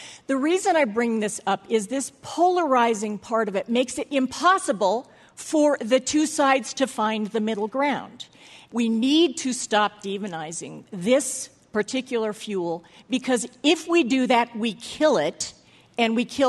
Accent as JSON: {"language": "English", "region": "Southern California", "country": "United States", "tie": "born or raised there", "also_born_or_lived": "Massachusetts", "moved": "yes", "said": "I grew up in Southern California and couldn't stand the fact that we couldn't see the mountains from where I live."}